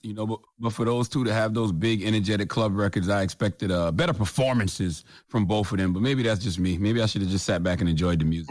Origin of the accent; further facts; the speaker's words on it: South Carolina, United States; I'm from South Carolina.